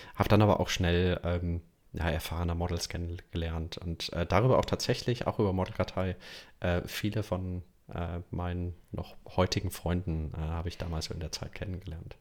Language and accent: German; Düsseldorf, North Rhine-Westphalia, Germany; also born or lived in Aachen / Munich; ich komme aus Düsseldorf. Ähm, und auch in den letzten Jahren hier gewohnt, hier aufgewachsen in Düsseldorf.